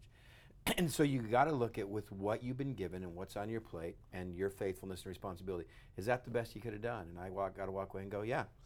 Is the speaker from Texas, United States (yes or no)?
yes; West Texas, United States; I grew up in West Texas with crazy idiot brothers